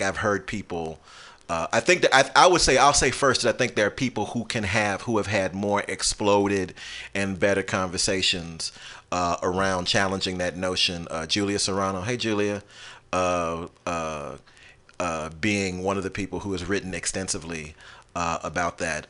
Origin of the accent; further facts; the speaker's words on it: United States; I live in the United States. I was born in the United States.